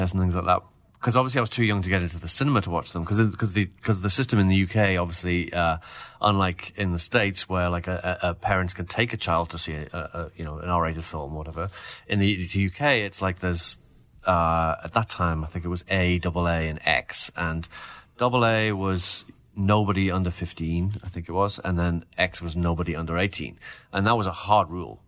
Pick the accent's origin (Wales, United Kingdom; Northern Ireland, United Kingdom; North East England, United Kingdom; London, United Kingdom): North East England, United Kingdom; Newcastle upon Tyne; my hometown of Newcastle